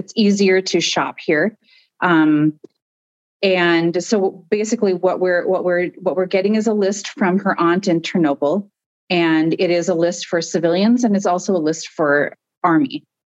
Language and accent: English; Minneapolis, Minnesota, United States; moved away as an adult; now in Germany; I am currently living in Germany. I moved here from Minneapolis, Minnesota, my home state. I moved here in August for a job, and I've been, prior to this, I was living in Minneapolis from 2016